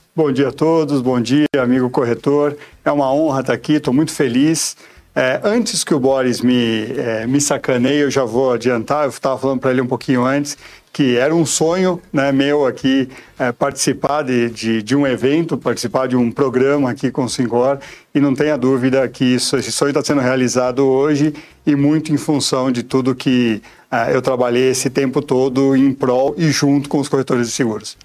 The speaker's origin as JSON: {"language": "Portuguese", "region": "São Paulo", "country": "Brazil", "tie": "born or raised there", "moved": "as an adult", "lives_now": "Itupeva, Brazil", "said": "nasci em Pirituba, então acabei fazendo toda a minha, minha vida"}